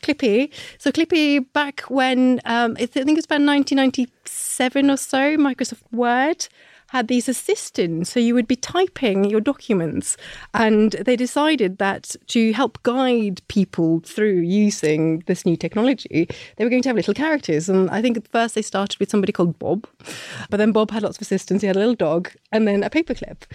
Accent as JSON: {"language": "English", "country": "Norway", "tie": "born or raised there", "moved": "yes", "said": "when I was growing up in Norway, we learnt about all our big heroes"}